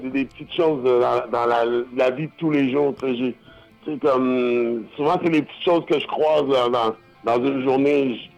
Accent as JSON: {"language": "French", "town": "Buffalo", "region": "New York", "country": "United States", "tie": "born there", "said": "je suis né aux États-Unis, Buffalo, New York."}